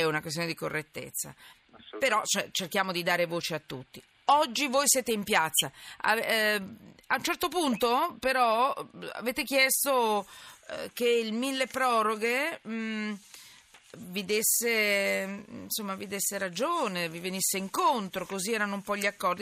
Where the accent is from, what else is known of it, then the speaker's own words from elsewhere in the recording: Milan, Lombardy, Italy; anch'io che sono milanese